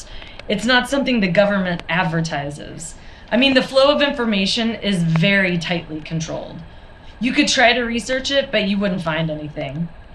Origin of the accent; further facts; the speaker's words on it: Brooklyn, New York, United States; also born or lived in St. Petersburg, Russia; because I grew up in Brooklyn.